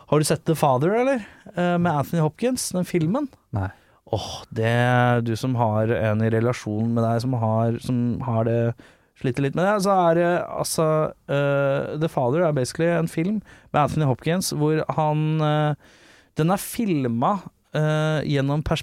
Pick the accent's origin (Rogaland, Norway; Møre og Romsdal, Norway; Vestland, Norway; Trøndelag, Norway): Rogaland, Norway; Haugesund; moved away as an adult; now in Oslo, Norway; Opprinnelig fra Haugesund